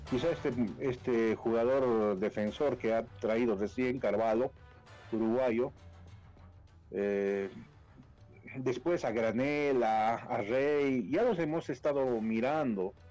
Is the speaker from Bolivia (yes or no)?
yes; Bolivia; Nosotros somos bolivianos, por más Bolívar, Strongest, somos bolivianos